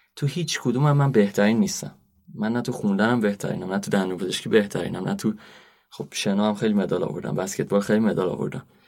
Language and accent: Persian; Rafsanjan, Kerman Province, Iran; moved away; also born or lived in Isfahan; اصالتا رفسنجانی هم استان کرمان